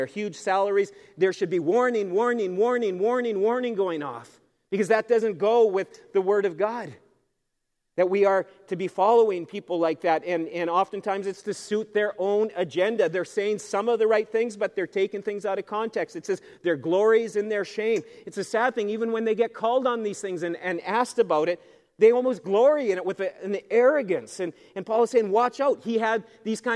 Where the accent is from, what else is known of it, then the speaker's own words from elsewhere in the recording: Canada; being a Canadian citizen is something to be treasured. This is a great country to be from.